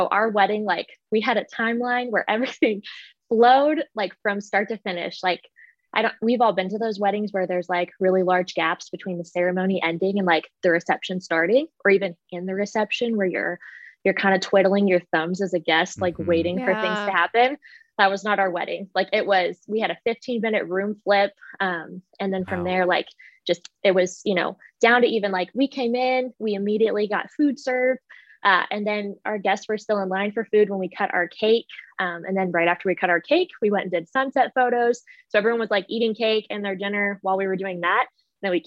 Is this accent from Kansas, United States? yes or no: yes; Wichita, Kansas, United States; also born or lived in Indiana; I am from Wichita, Kansas, born and raised.